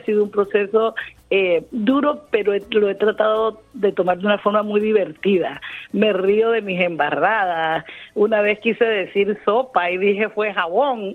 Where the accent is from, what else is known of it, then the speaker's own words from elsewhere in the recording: Colombian Caribbean coast, Caribbean Region, Colombia; accent: costeño; moved away as an adult; now in Melbourne, Australia; mi acento costeño